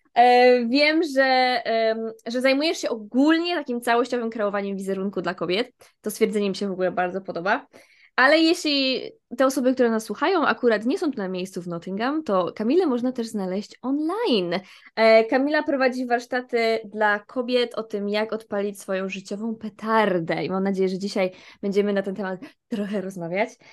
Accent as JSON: {"language": "Polish", "region": "Silesian Voivodeship", "country": "Poland", "said": "ja jestem ze Śląska"}